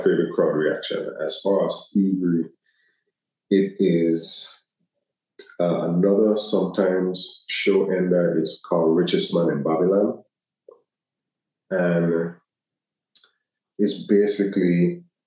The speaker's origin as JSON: {"language": "English", "country": "U.S. Virgin Islands", "said": "being from where I'm from, especially being American territory"}